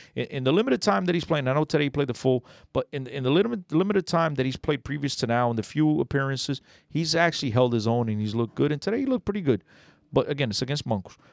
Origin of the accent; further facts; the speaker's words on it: Aveiro District, Portugal; moved away; my home state, whatever Aveiro